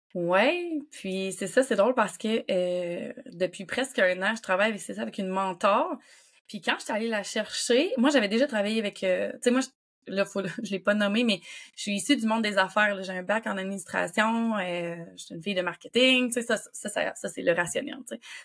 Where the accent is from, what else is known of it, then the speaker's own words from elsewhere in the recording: Quebec City, Quebec, Canada; je viens de Québec